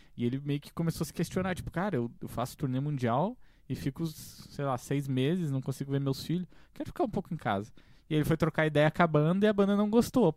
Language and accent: Portuguese; Correia Pinto, Santa Catarina, Brazil; eu também me criei basicamente em Correia Pinta